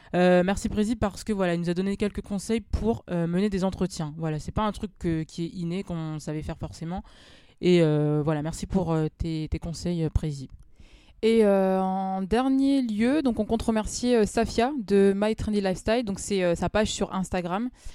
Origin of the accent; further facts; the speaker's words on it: Amiens, Hauts-de-France, France; also born or lived in Paris; je suis née, j'ai grandi à Amiens également. Même si actuellement, bon, je travaille sur Paris